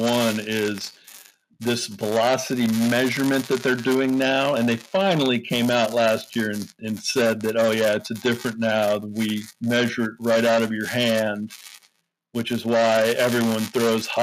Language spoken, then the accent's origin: English; Los Angeles, California, United States; I grew up in Los Angeles